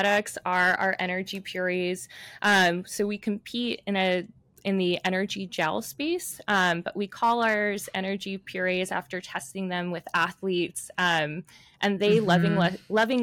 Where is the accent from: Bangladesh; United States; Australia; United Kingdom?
United States; New York City, New York; I grew up in New York City